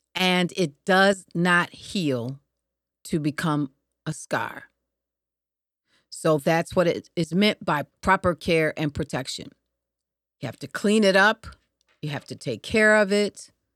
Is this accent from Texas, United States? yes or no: no; Detroit, Michigan, United States; I was growing up in Michigan, uh, Detroit specifically